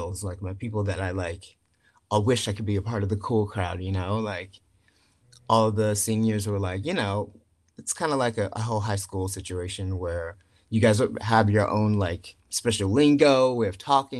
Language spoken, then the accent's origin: English; Chesapeake, Virginia, United States; moved away; I'm from Chesapeake, Virginia.